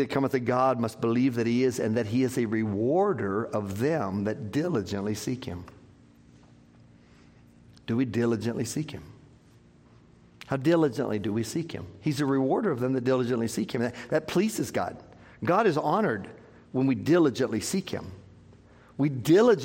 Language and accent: English; Scotland, United Kingdom; as a Scottish man.